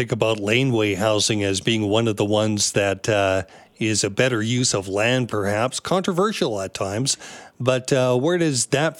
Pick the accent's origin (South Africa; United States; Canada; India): Canada; Tsawwassen, British Columbia; I grew up in the Lower Mainland in Tawasin and in a very typical home for a four-person family, which is what we had.